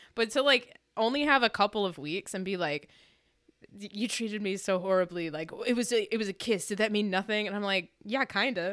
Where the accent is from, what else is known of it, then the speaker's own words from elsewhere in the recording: Michigan, United States; I'm from Michigan